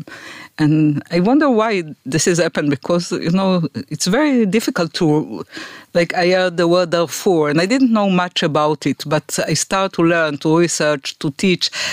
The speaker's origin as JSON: {"language": "English", "town": "Afula", "region": "Northern District", "country": "Israel", "tie": "born or raised there", "said": "I was born in Afula"}